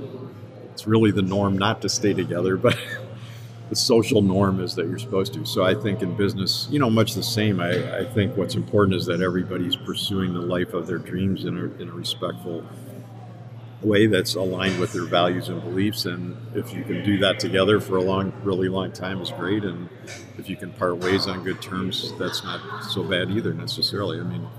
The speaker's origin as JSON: {"language": "English", "town": "Chicago", "region": "Illinois", "country": "United States", "tie": "born or raised there", "also_born_or_lived": "Skokie", "lives_now": "Ann Arbor, United States", "said": "I grew up in Chicago, South Side, North Side, and then Skokie, and I went to Niles North for high school, which is not a big claim to fame. I came to Ann Arbor to go to U of M"}